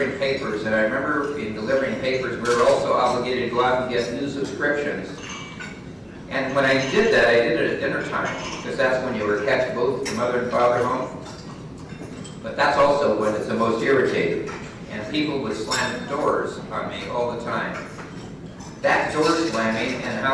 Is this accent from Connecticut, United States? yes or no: no; California, United States; I'm from California